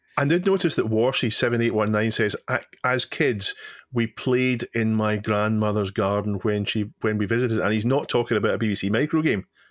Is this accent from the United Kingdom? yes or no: yes; Scotland, United Kingdom; I'm Scottish